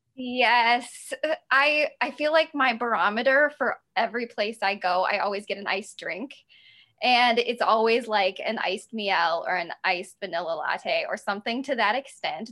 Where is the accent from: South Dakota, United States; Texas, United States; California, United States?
South Dakota, United States; now in Milwaukee, United States; I grew up in South Dakota, but then I moved to Milwaukee about 15 years ago.